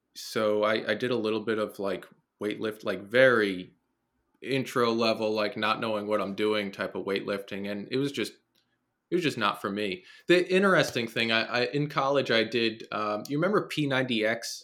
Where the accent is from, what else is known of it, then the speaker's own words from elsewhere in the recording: New Jersey, United States; Born and raised in New Jersey